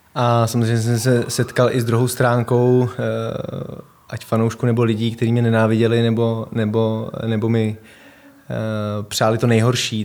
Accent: Prague, Czechia; Vyrostl jsem tady ve Vršovicích, eh, moje rodiče, bydleli jsme na Žižkově, pak jsme se přestěhovali do Vršovic na Hroudu

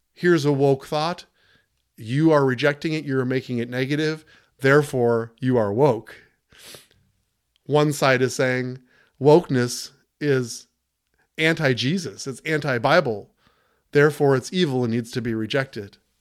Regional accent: United States; we're all Americans. We are fellow American citizens here

